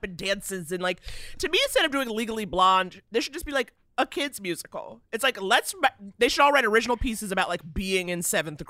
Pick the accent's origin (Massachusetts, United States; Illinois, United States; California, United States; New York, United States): New York, United States; New York City; I grew up in New York, in Manhattan. I mean, I went to Dalton